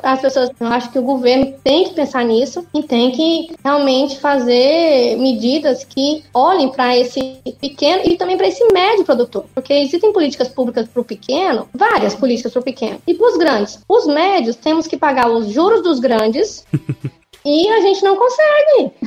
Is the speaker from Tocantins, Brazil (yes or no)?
yes; northern Goiás, Tocantins, Brazil; also born or lived in Porangatu?, Goiás (birthplace); eu fui criada no norte goiano, hoje então norte do Tocantins